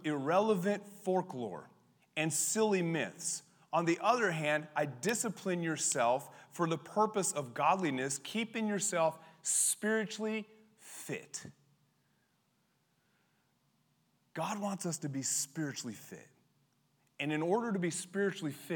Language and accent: English; Colorado, United States; growing up in Colorado